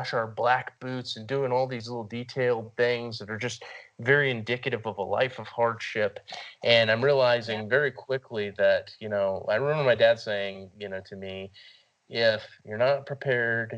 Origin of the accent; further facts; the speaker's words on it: San Antonio, Texas, United States; I grew up in San Antonio